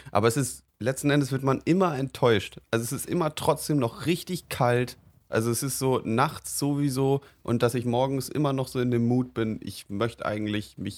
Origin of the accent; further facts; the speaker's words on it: Mainz, Rhineland-Palatinate, Germany; Weil also ich, ich komme aus Mainz